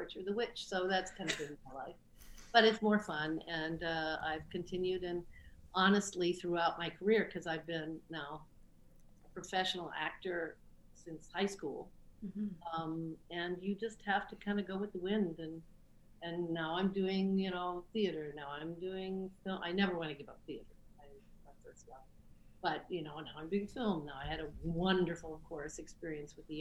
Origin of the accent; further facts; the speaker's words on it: Midwest, United States; I grew up in the Midwest